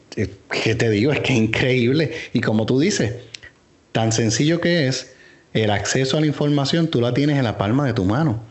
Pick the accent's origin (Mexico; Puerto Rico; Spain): Puerto Rico; como puertorriqueños